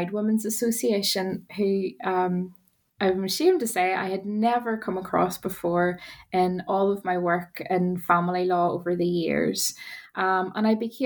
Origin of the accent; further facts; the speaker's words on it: Northern Ireland, United Kingdom; moved away as an adult; now in Wales, United Kingdom; as you might hear from my accent, I'm from Northern Ireland